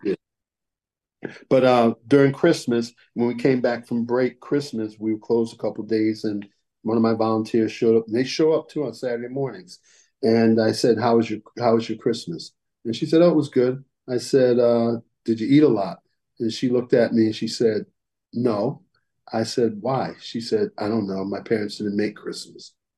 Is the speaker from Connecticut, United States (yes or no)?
yes; Colchester, Connecticut, United States; Colchester, my hometown where I come from